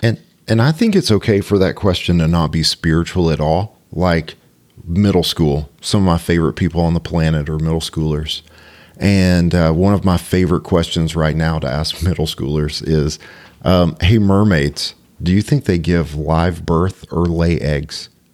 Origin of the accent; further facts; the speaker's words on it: Cartersville, Georgia, United States; I grew up in Cartersville.